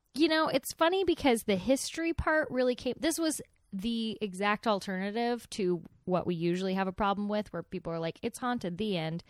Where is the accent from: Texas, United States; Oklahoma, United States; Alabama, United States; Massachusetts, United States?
Texas, United States; near Waxahachie; near my hometown. This is in, in Waxahachie.